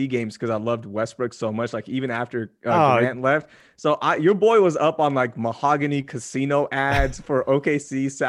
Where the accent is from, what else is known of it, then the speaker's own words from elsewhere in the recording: Pakistan; now in United States; I'm a Pakistani immigrant, okay? And I was the third student of my family to be at the University of Texas.